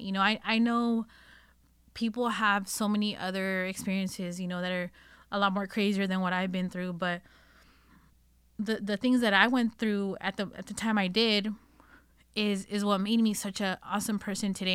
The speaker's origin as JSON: {"language": "English", "region": "Northern California", "country": "United States", "tie": "born or raised there", "said": "I was born and raised here in Northern California"}